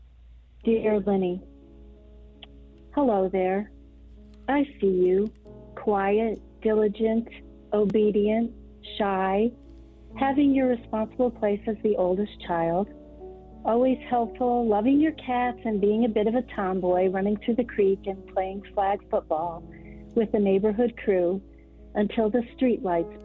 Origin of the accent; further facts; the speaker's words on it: United States; As an American woman